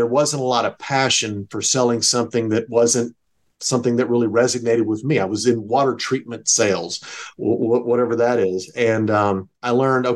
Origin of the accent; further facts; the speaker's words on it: Euless, Texas, United States; also born or lived in Louisiana; I grew up in the North Texas area, actually a little town called Euless, Texas